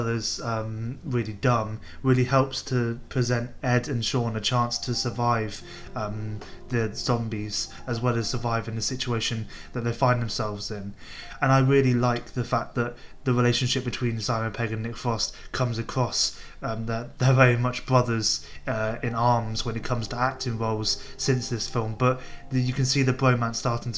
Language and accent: English; United Kingdom; as a British film goer